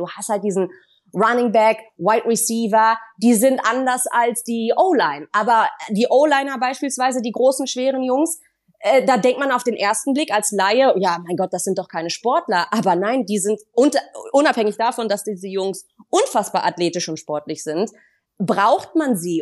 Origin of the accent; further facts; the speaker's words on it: Düsseldorf, North Rhine-Westphalia, Germany; gebürtig kommen wir aus Düsseldorf